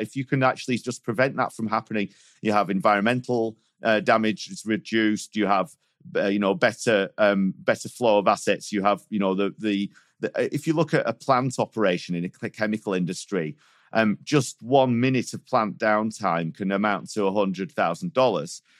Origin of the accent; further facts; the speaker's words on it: Manchester, North West England, United Kingdom; now in Switzerland; I was, uh, brought up in Manchester. I moved to Switzerland in two thousand and two